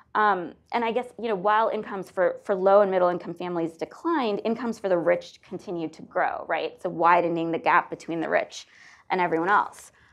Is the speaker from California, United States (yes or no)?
no; Northeast Ohio, United States; growing up in Northeast Ohio